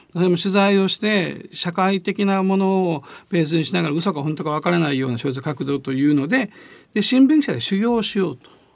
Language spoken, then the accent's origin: Japanese; Osaka, Japan; accent: Kansai dialect; 自分を大阪で生まれ育ってるので